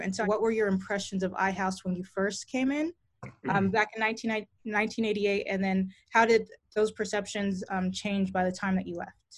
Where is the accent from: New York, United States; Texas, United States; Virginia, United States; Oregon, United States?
Texas, United States; I'm coming from Texas